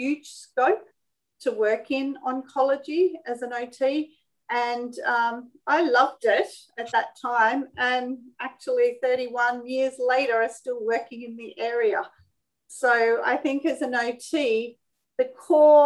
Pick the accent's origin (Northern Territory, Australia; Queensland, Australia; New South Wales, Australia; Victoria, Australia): New South Wales, Australia; Sydney; I'm born and bred in Sydney, Australia